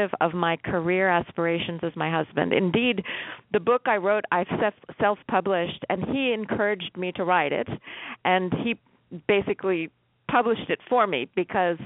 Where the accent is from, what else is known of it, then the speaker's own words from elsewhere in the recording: United States; I was raised in America